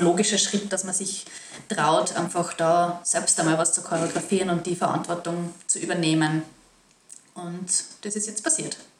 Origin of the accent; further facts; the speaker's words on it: Salzburg, Austria; ich als Salzburgerin